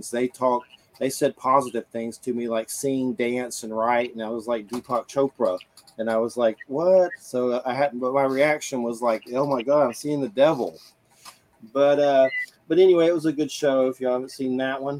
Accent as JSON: {"language": "English", "region": "Georgia", "country": "United States", "said": "me being from Georgia and my dad being like a preacher"}